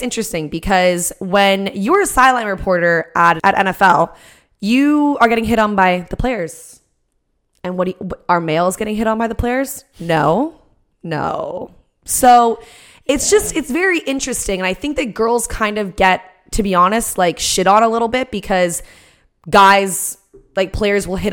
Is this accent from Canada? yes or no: yes; Canada; we're Canadian